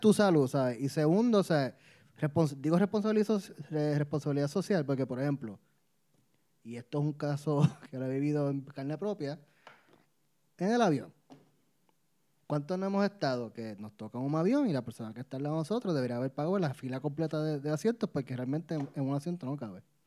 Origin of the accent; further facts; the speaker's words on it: Puerto Rico; soy boricua